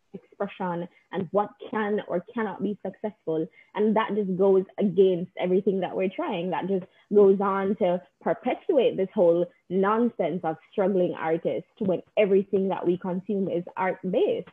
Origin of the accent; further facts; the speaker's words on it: Jamaica; now in United States; growing up in Jamaica